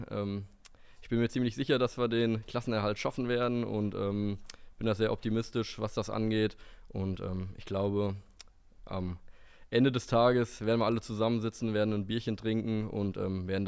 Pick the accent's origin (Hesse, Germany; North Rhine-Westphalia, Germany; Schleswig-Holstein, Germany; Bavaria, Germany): Hesse, Germany; Fockenroth; ich komme aus Fockenroth, bin 24 Jahre alt